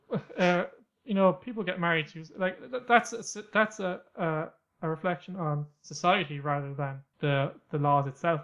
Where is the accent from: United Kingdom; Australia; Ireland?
Ireland; I'm from Ireland